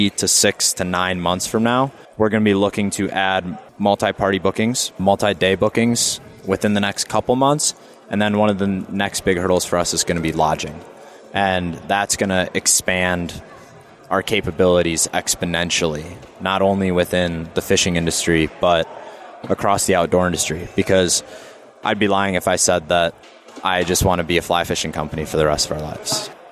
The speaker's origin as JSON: {"language": "English", "region": "Wisconsin", "country": "United States", "tie": "born or raised there"}